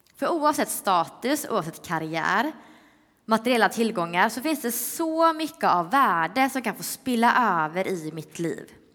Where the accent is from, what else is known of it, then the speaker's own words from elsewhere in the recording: Öckerö, Västra Götaland, Sweden; now in Stockholm, Sweden; Jag är från Öckerö